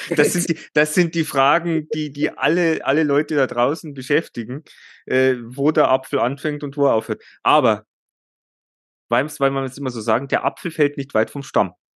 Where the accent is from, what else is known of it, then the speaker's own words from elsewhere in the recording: Germany; bei uns in Deutschland